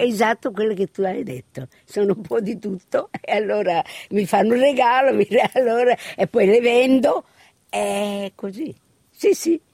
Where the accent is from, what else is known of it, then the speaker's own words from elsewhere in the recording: Sydney, New South Wales, Australia; also born or lived in Spadafora, Messina, Sicily, Italy; mi sento eh, australiana perché ho, ho cresciuto